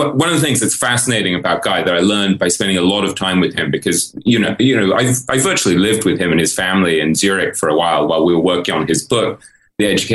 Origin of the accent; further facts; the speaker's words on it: England, United Kingdom; moved away as an adult; also born or lived in New York; I grew up in England